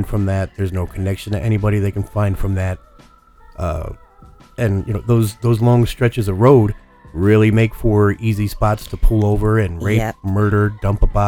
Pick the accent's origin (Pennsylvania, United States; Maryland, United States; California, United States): Pennsylvania, United States; Easton; in Easton, where I grew up